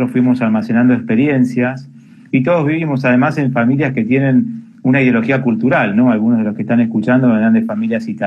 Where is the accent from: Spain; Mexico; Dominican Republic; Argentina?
Argentina; born there; por ahí nacimos en Argentina, pero nuestra familia tiene una impronta que viene de otra cultura